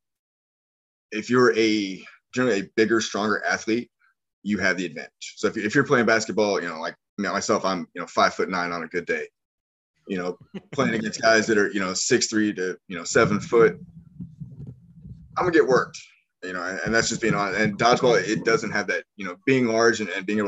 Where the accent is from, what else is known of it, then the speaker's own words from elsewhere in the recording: Missouri, United States; moved away as an adult; now in New Orleans, United States; I grew up in the Midwest. I grew up in Missouri